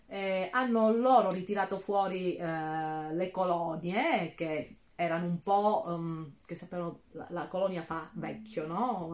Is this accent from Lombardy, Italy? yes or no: no; Calabria, Italy; moved away; io mi sposto dall'altro lato della Calabria per andare nella parte dello Ionio Reggino